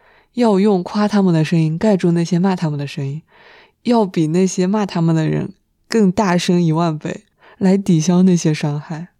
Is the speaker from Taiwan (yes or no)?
no; China; 但是他因为知道我们是中国人，他还是硬憋了一句中文